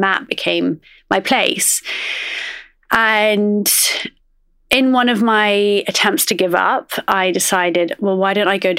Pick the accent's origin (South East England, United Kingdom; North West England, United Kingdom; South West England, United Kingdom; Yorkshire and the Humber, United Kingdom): South East England, United Kingdom; Oxford; I grew up in Oxford and I would say that growing up, I was very much sort of an outsider. I'm Iraqi